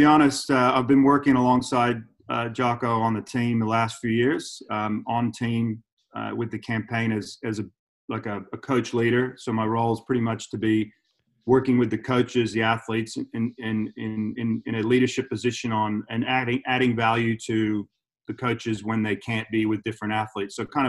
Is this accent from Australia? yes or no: yes; Melbourne, Victoria, Australia; born there; I was born in Melbourne, so I was born right here where I am right now.